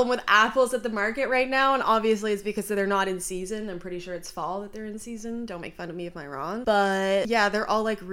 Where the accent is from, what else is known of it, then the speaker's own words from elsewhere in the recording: Canada; I'm from Canada